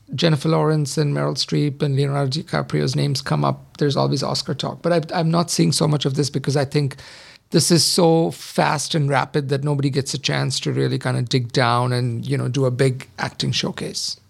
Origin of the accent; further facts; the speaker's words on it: India; I grew up in the seventies, but I grew up in India